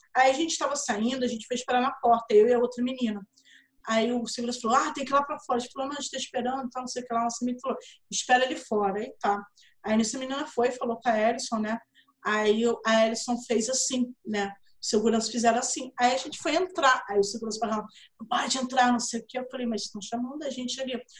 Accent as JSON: {"language": "Portuguese", "region": "Rio de Janeiro", "country": "Brazil", "said": "eu sou do Rio, você tá vendo meu sotaque, eu sou do Rio"}